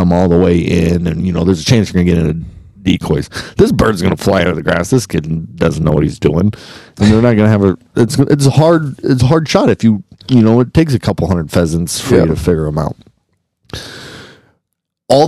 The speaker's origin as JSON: {"language": "English", "town": "Pender", "region": "Nebraska", "country": "United States", "tie": "born or raised there", "also_born_or_lived": "Lincoln", "said": "I grew up in Pender, 30 minutes north of here"}